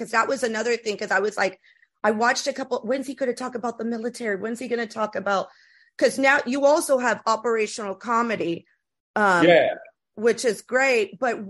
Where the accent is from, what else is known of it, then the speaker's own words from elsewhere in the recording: Florida, United States; because I grew up in Florida and there is some people from Spain over there.